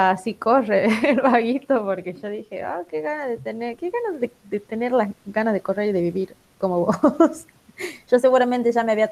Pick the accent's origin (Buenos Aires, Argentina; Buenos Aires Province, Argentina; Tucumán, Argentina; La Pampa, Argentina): Tucumán, Argentina; Después somos los tucumanos.